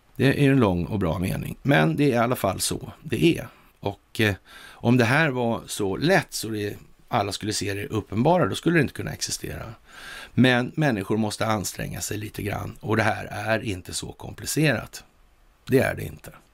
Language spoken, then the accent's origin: Swedish; Sweden; vi som svenskar